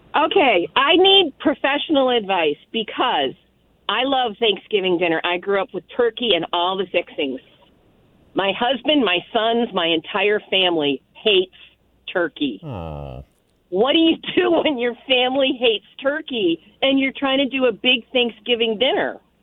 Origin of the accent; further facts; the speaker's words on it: North Carolina, United States; now in Detroit, United States; I grew up in North Carolina